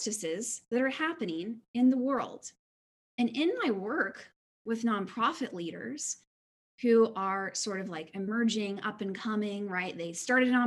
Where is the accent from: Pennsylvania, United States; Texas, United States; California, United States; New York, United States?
Texas, United States; Houston; I was born in 1987 in Houston, Texas, to two amazing parents and into a church community